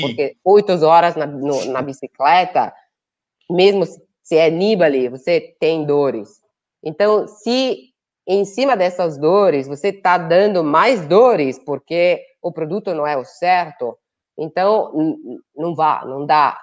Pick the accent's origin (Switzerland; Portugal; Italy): Italy; Portuguese is a second language; moved away as an adult; also born or lived in Brazil